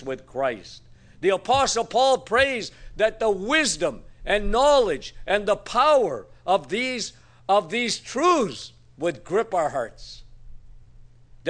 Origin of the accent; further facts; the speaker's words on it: Northern Ontario, Canada; moved away; it actually snowed in my hometown yesterday. What was my grandfather thinking when he moved to Northern Ontario?